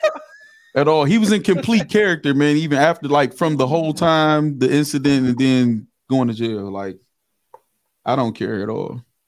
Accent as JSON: {"language": "English", "town": "River Rouge", "region": "Michigan", "country": "United States", "said": "I, I, am from Michigan. I'm from River Rouge, Michigan."}